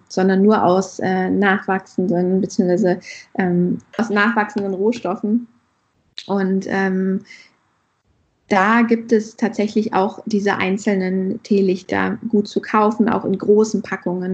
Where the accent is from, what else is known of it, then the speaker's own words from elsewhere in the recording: Hesse, Germany; moved away; also born or lived in northern Germany; ich komme ja nicht ursprünglich aus dem Norden, ich bin ja eher aus Hessen